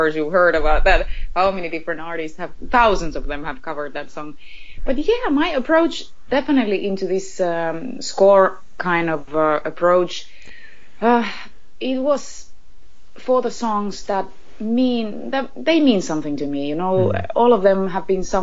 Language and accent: English; Finland; I'm a girl from Finland, first of all, where Christmas is seen as something very quiet and peaceful